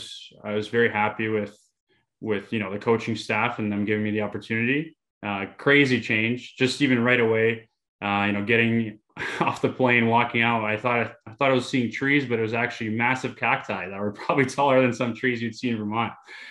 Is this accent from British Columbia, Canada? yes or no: no; Mississauga, Ontario, Canada; I'm back home in Greater Toronto area, Mississauga to be specific.